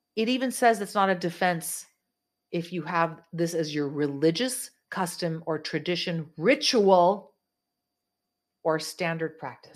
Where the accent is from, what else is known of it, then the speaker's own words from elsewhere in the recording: California, United States; I am a California girl. I'm from California.